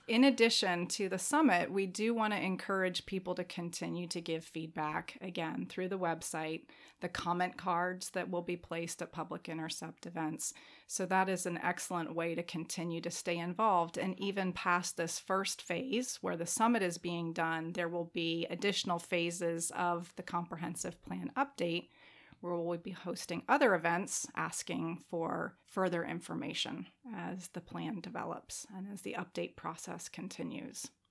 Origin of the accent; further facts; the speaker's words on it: Atlanta, Georgia, United States; moved away as an adult; also born or lived in Chicago / Denver, Colorado; now in James City County, United States; I grew up in Atlanta and then went to college in Chicago, spent ten years in Denver.